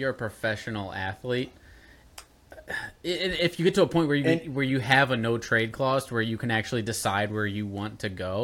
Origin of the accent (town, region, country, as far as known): St. Louis, Missouri, United States; born or raised there